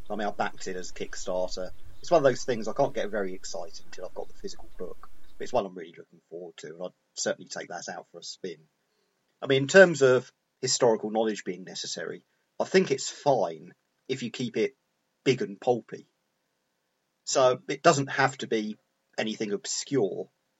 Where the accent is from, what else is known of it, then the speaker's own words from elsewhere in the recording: United Kingdom; thinking about it as British guys